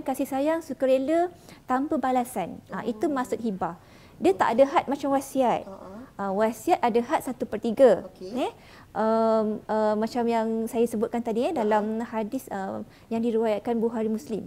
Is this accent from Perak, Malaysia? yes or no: no; Johor, Malaysia; saya daripada Johor